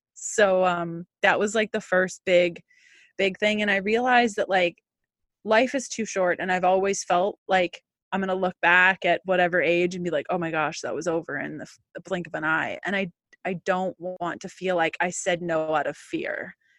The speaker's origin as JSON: {"language": "English", "country": "Canada", "said": "as a Canadian"}